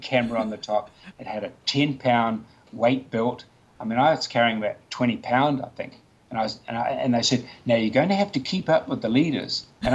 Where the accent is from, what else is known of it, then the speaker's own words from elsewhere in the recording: Nelson, New Zealand; Nelson, my hometown